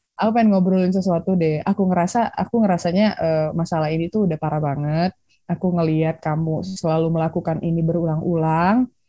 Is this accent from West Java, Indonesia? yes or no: yes; Bandung, West Java, Indonesia; sekarang sih di Bandung, staynya di Bandung, lahir di Bandung.